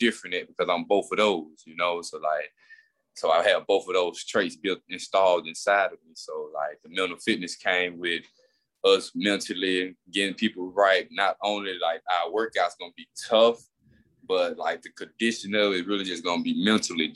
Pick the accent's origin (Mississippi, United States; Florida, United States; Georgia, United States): Mississippi, United States; Queensburg; me growing up in Queensburg, facing all those tough things